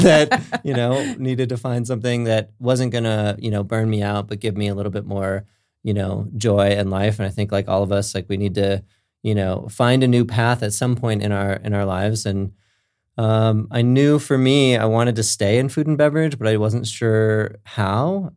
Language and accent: English; Minnesota, United States; also born or lived in California; now in Lakewood, United States; I was born in California, but raised in Minnesota, so I got some, some Midwest roots.